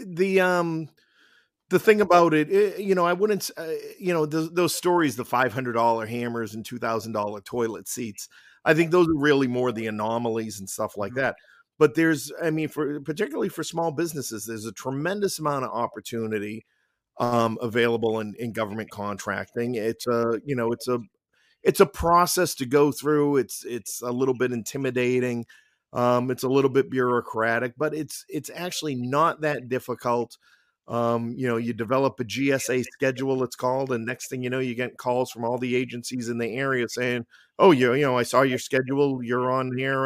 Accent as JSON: {"language": "English", "town": "Somerville", "region": "Massachusetts", "country": "United States", "tie": "born or raised there", "moved": "as an adult", "said": "I grew up in Somerville. I went to Malden Catholic High School. I left at 18 to uh, join the military."}